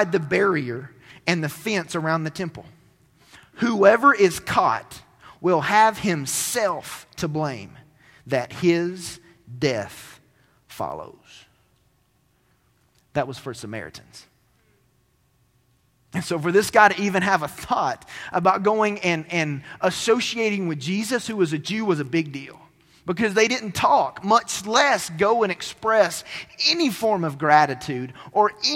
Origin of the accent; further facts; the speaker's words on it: Cleveland, Tennessee, United States; The town that I grew up in Cleveland, Tennessee, was a place that all of my family and my extended family lived